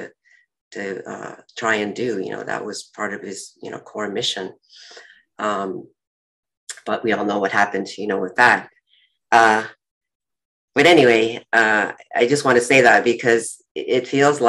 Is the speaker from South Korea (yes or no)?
yes; Seoul, South Korea; I was born in Seoul, Korea